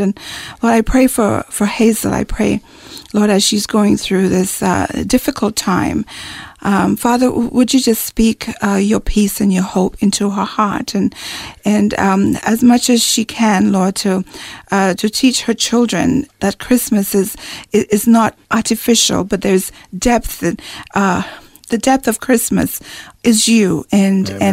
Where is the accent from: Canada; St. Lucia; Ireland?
St. Lucia; moved away; I'm from the West Indies in St. Lucia.